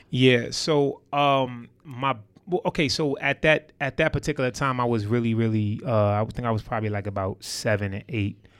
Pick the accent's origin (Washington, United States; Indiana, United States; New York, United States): New York, United States; New York City; I'm from Harlem, New York City. Um, you know, uh, Polo Ground Projects to be exact